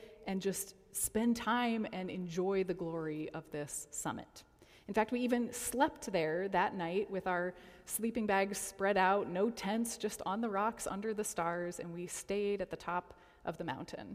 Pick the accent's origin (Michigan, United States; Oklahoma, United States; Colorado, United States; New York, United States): Colorado, United States; now in Detroit, United States; Now, I grew up in Colorado